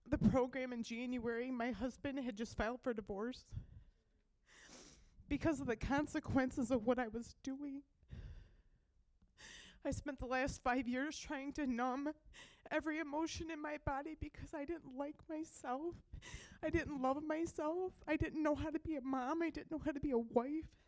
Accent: Nashville, Michigan, United States; I'm 36 from Nashville, Michigan.

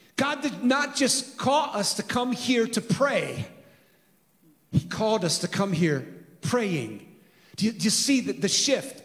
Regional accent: San Francisco, California, United States; I was born in San Francisco in 1963

